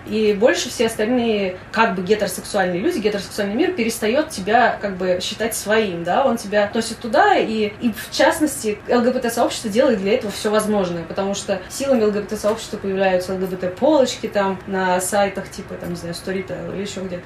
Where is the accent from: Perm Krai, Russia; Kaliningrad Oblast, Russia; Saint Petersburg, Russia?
Saint Petersburg, Russia; moved away as an adult; now in Moscow, Russia; Я родилась в Питере, я, я была в Питере, уехала я после института сразу